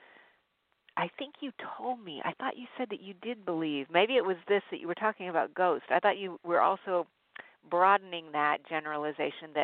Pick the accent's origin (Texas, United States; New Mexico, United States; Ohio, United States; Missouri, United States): New Mexico, United States; Albuquerque; I grew up in Albuquerque, New Mexico